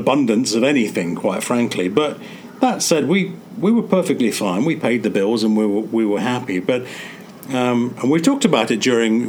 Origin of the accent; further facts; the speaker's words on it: England, United Kingdom; moved away; I have very, very fond memories of Christmas growing up in England.